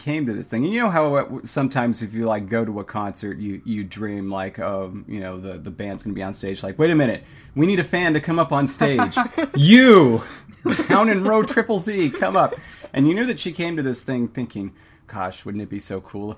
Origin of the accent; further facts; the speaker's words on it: California, United States; I'm from California